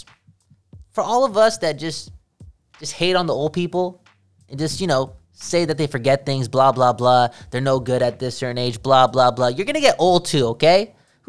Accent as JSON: {"language": "English", "country": "Canada", "said": "We're Canadian."}